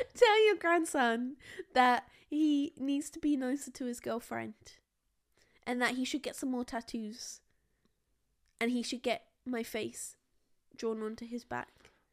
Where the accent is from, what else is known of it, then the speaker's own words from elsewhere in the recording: United Kingdom; we're boring British people